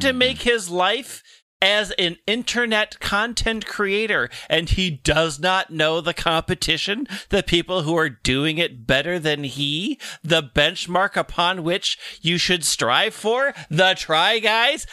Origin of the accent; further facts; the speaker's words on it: Minnesota, United States; ambassador to the Mall of America in my home state